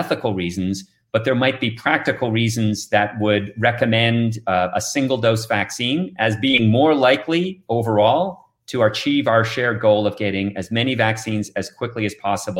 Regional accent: Canada; moved away as an adult; But I came here from Canada 21 years ago, and there's a reason I'm still here.

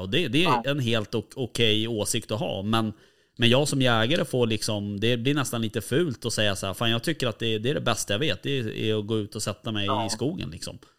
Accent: Stockholm, Stockholm County, Sweden; vi är från Stockholm

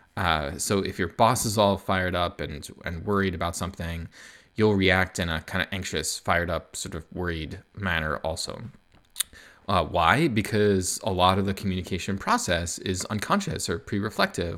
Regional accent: United States; moved away as an adult; now in Canada; I'm American, but I live in Canada

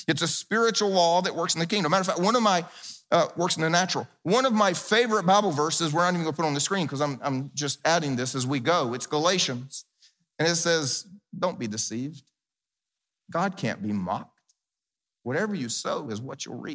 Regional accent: the South, United States; I grew up in the South where we actually planted big gardens

